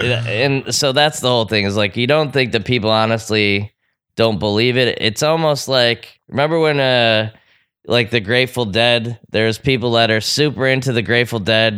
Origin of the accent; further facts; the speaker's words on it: New York, United States; growing up in New York